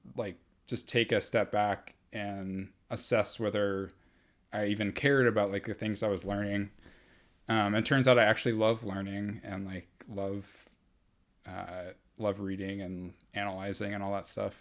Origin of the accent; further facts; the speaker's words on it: Atlanta, Georgia, United States; I grew up here in Atlanta.